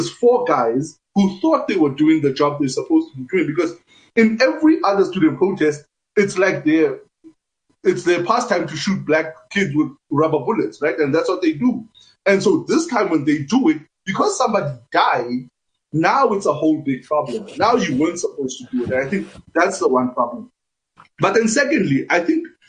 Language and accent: English; Free State, South Africa; I come from the Free State